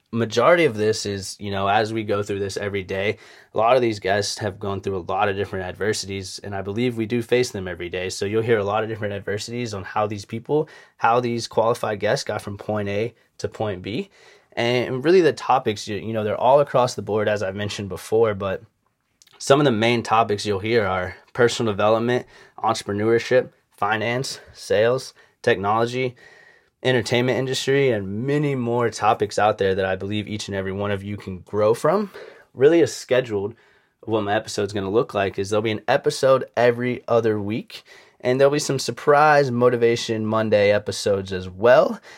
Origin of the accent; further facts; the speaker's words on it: Charleston, South Carolina, United States; I grew up in Charleston, South Carolina, from two loving parents